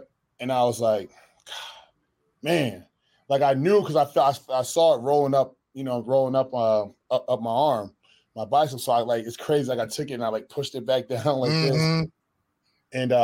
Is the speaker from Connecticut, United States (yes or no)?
yes; Connecticut, United States; moved away as an adult; I'm from Connecticut originally